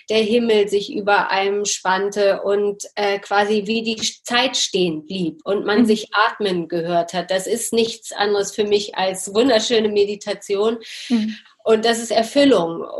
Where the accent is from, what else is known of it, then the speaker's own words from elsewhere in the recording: Hanover, Lower Saxony, Germany; komme aus Hannover